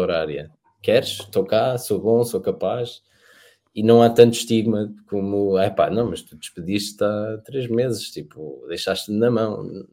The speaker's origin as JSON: {"language": "Portuguese", "country": "Portugal"}